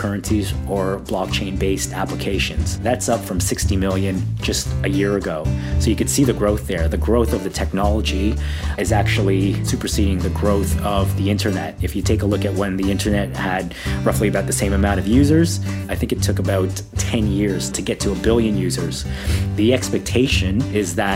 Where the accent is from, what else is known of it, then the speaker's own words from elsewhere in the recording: Toronto, Ontario, Canada; moved away as an adult; now in Sydney, Australia; I was actually born and raised in Toronto